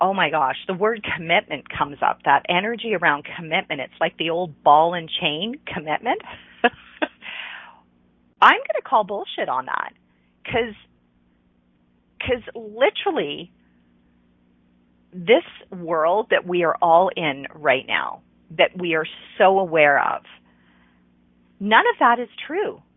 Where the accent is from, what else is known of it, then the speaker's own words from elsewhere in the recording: Ontario, Canada; moved away as an adult; I lived in Eastern Canada. I lived in Ontario. I grew up in Ontario